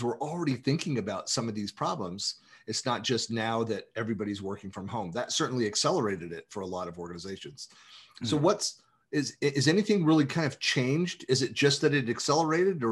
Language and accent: English; San Francisco Bay Area, California, United States; moved away as an adult; I'm born and raised in the San Francisco Bay Area